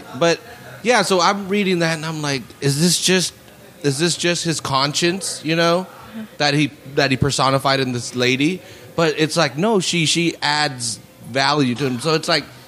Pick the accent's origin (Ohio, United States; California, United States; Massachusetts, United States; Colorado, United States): California, United States; Salinas; i was raised there on laurel between tout and sanborn you know or for 10 years